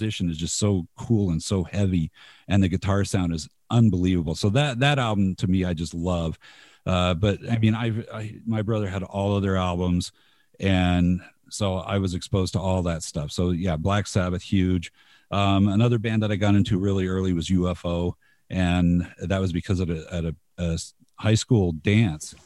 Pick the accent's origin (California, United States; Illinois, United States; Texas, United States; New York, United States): California, United States; Covina; now in Utah, United States; I grew up in Los Angeles. I in the Los Angeles suburbs